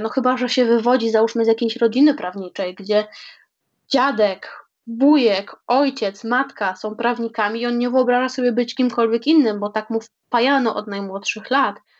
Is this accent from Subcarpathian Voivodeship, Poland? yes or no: yes; Krosno, Subcarpathian Voivodeship, Poland; moved away as an adult; now in Warsaw, Poland; z mojego rodzinnego miasta Krosna